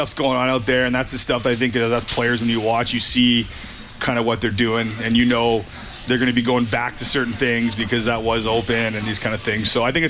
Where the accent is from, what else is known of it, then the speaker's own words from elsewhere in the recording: Edmonton, Alberta, Canada; it's kind of cool to see my hometown host the Grey Cup.